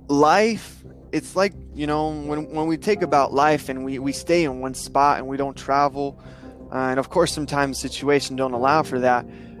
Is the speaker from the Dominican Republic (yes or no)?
yes; Dominican Republic; as a third culture kid, I grew up in Dominican Republic.